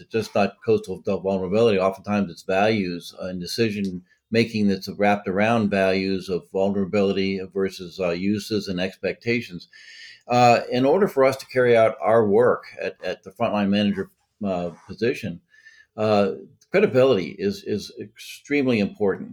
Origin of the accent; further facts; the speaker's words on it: Massachusetts, United States; now in Delaware, United States; I'm from Massachusetts originally.